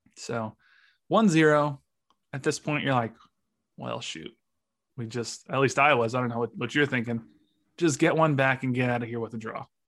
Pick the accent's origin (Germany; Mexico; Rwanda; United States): United States; I'm an American